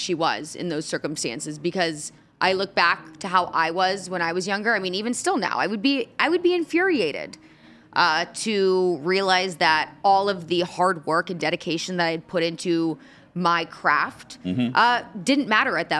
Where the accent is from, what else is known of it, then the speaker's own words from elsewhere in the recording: Indianapolis, Indiana, United States; my hometown of Indianapolis